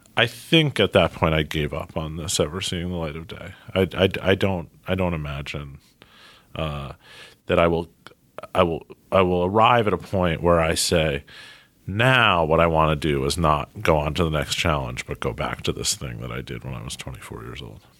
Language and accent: English; New York City, New York, United States; also born or lived in Princeton, New Jersey; I grew up in Manhattan. I have managed over the course of forty-two years to make it all the way to Brooklyn, where I am now